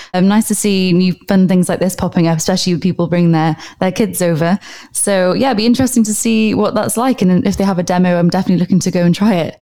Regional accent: Wales, United Kingdom; now in Dubai, United Arab Emirates; I'm from Wales myself.

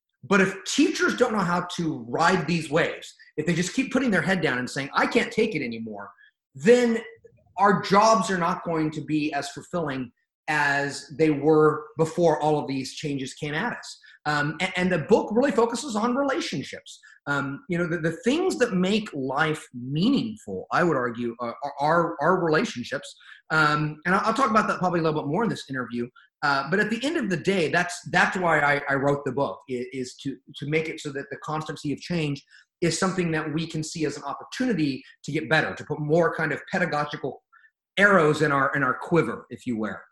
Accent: California, United States; I'm from California

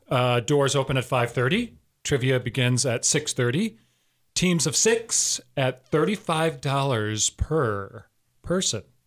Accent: Wisconsin, United States; also born or lived in South Dakota / Florida / New York; I was born in South Dakota, but I moved to Wisconsin when I was three. So I consider myself a, a real Wisconsin

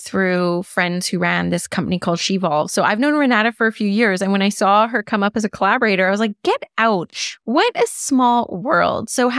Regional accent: Canada; I'm Canadian, so I should be able to say the French word Je Vois

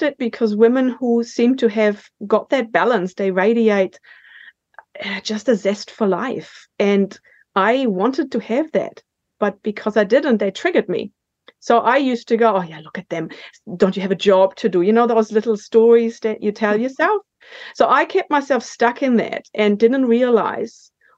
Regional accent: Germany; accent: German; moved away as an adult; now in New Zealand; I was born in Germany, and I got the call to come to New Zealand for a year to work in 1999.

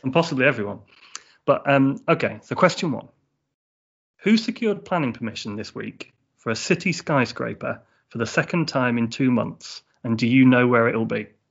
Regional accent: England, United Kingdom; I'm from uh, a couple of hours north of London

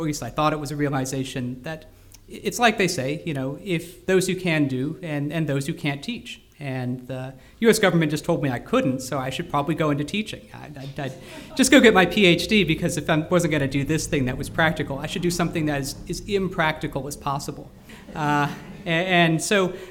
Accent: Houston, Texas, United States; moved away as an adult; also born or lived in Scotland; I grew up in Houston, Texas.

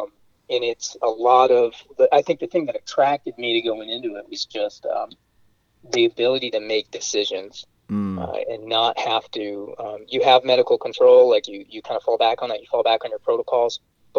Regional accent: Florida, United States; growing up in Florida, you get little grass snakes and whatnot.

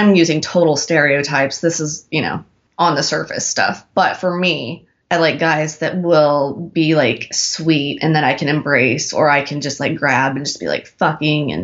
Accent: Oklahoma, United States; moved away; I grew up in Oklahoma

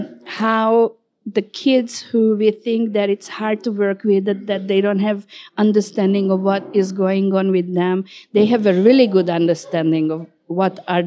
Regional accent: Hungary; I'm from Hungary

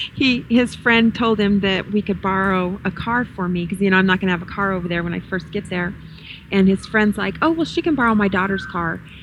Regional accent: the South, United States; I'm from the South. I was born, bred, raised in the South

